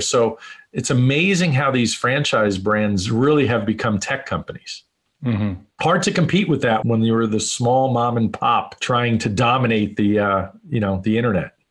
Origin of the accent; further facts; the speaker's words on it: New York City, New York, United States; moved away as an adult; also born or lived in Phoenix, Arizona; now in Las Vegas, United States; I grew up in New York in, in a very entrepreneurial family